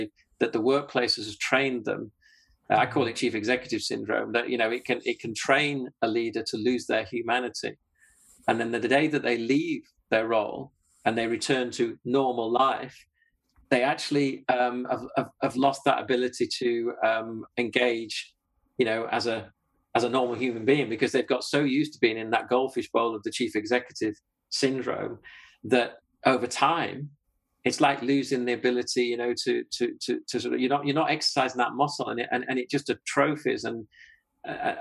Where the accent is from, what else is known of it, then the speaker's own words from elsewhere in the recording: Yorkshire and the Humber, United Kingdom; I'm a Yorkshireman.